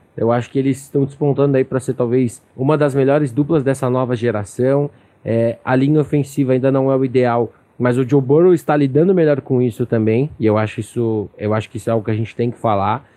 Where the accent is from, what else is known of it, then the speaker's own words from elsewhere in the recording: São Paulo, Brazil; sou daqui de São Paulo